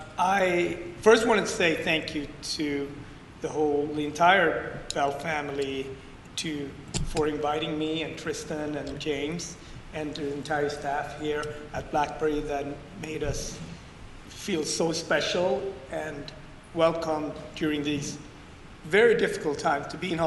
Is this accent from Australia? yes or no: no; Ethiopia; born there; Yeah, I was born in Ethiopia in a tiny village outside the capital, 2 hours outside the capital. I was born in a hut